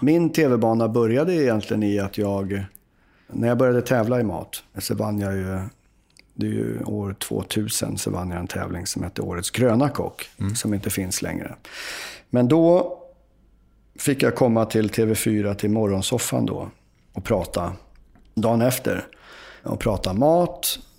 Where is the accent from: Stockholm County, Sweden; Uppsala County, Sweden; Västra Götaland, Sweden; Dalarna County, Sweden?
Uppsala County, Sweden; Uppsala; jag är ju från Uppsala